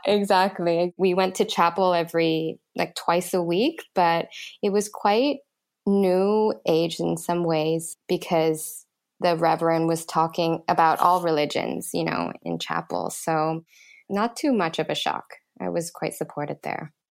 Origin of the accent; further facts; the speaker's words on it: Thailand; growing up in Thailand